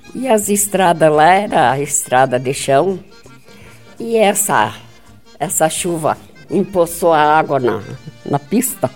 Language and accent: Portuguese; Getúlio Vargas, Rio Grande do Sul, Brazil; moved away; also born or lived in Francisco Beltrão; Rio Grande do Sul, não. Município de Getúlio Vargas